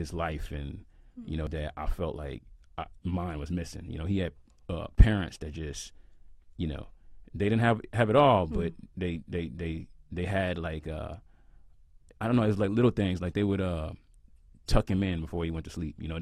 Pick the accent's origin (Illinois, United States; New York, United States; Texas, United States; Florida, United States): Texas, United States; Houston; I'm from Houston, Texas, and you know, I grew up just like any other kid